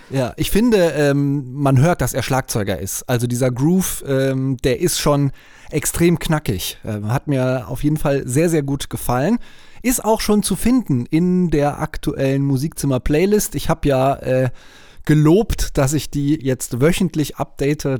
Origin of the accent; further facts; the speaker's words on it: near Cologne, North Rhine-Westphalia, Germany; Ich habe ein paar Jahre in Köln gelebt. Ich bin auch in der Nähe aufgewachsen